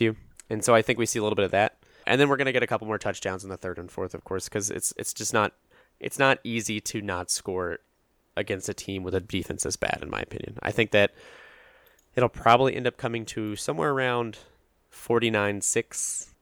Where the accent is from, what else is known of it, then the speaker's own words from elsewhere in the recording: Atlanta, Georgia, United States; I'm from Atlanta